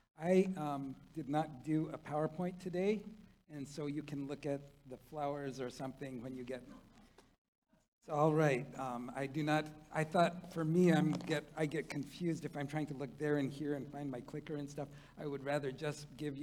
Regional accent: South Korea; now in United States; I was born in Korea. I was a foreigner from the moment of my birth

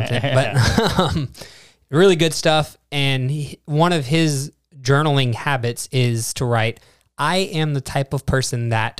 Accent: Texas, United States; born there; I was born in Texas.

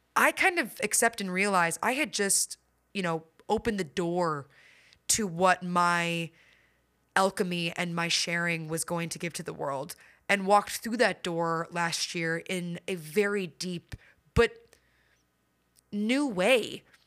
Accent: Midwest, United States; I grew up in the Midwest

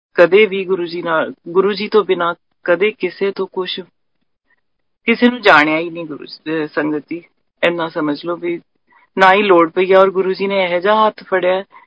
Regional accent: Patiala, Punjab, India; ਅਸੀਂ ਪਟਿਆਲੇ ਦੇ ਰਹਿਣ ਵਾਲੇ ਆ

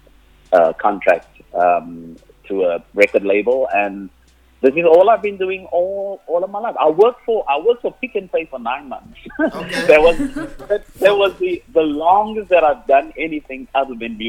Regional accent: Cape Town, Western Cape, South Africa; first language Afrikaans; English is a second language; So that's where I grew up. I grew up on the Cape Flats

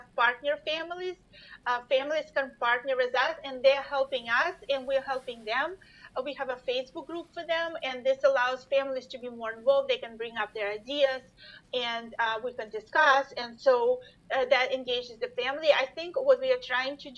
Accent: Russia; moved away; I'm originally from Russia, so we've connected with the Russian community

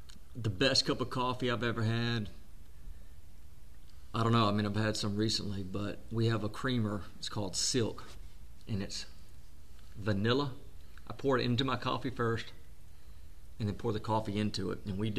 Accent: Mississippi, United States; I'm 42, live in Mississippi, born and raised in Mississippi. I'm a Southern boy

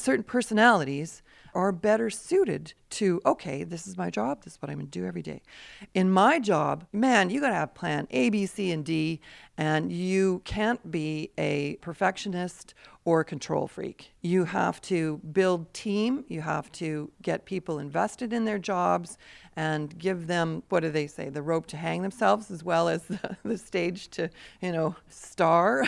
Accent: Peace River, Alberta, Canada; I grew up in Peace River, Alberta

